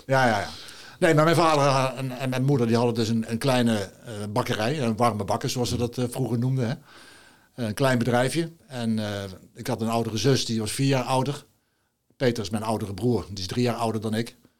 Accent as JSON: {"language": "Dutch", "town": "Nijmegen", "region": "Gelderland", "country": "Netherlands", "tie": "born or raised there", "moved": "as an adult", "lives_now": "Grave, Netherlands", "said": "ik ben natuurlijk geboren en getogen in Nijmegen."}